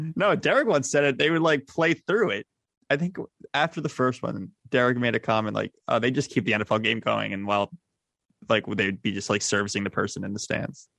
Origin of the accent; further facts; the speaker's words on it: United States; me being American